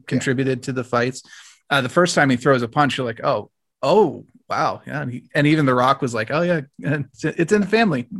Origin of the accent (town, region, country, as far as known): United States